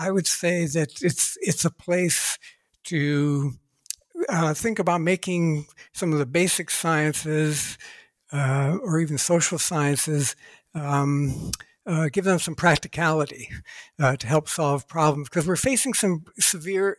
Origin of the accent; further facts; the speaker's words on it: Ohio, United States; I was born and raised in Ohio, USA